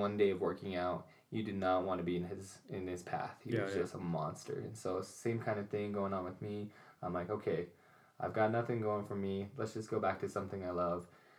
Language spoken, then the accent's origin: English; Alpine, Utah, United States; Alpine, Utah.